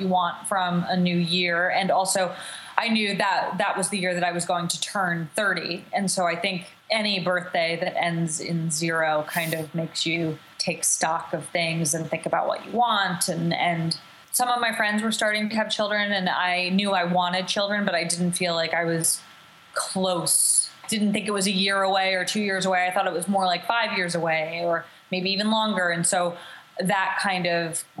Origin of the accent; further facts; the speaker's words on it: New Jersey, United States; moved away as an adult; now in Los Angeles, United States; I live in Los Angeles. I'm from New Jersey. And I moved out here